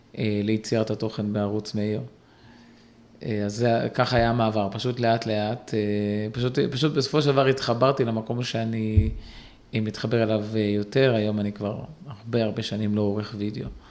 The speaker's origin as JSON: {"language": "Hebrew", "town": "Kiryat Ata", "region": "Haifa District", "country": "Israel", "tie": "born or raised there", "said": "גדלתי בקריית אתא"}